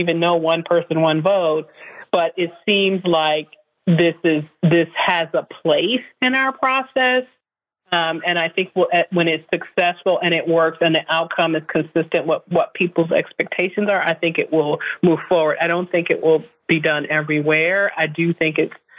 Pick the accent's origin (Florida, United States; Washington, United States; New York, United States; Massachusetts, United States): New York, United States; Buffalo; I'm from Buffalo